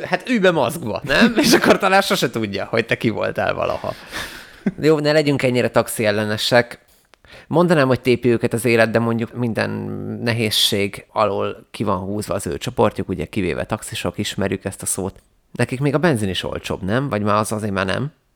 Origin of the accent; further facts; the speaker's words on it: Vác, Pest, Hungary; moved away as an adult; now in Budapest, Hungary; szeretem, hogy nem Budapesten nőttem fel, és utána kerültem ide, hogy megtanított egy ilyen kis közösségben élni. Mármint, hogy azért Vác nem egy nagy terület